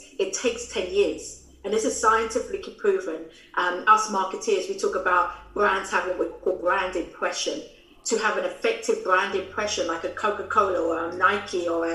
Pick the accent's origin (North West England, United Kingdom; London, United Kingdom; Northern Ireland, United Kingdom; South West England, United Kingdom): London, United Kingdom; also born or lived in New York City; I was born in London, UK, as you can tell from the accent